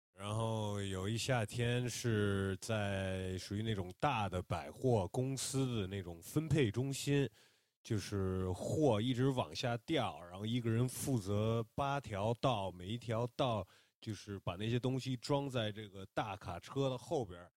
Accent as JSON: {"language": "Chinese", "country": "United States", "tie": "born or raised there", "moved": "yes", "lives_now": "Shanghai, China", "said": "我有很多就是在美国一起长大的朋友"}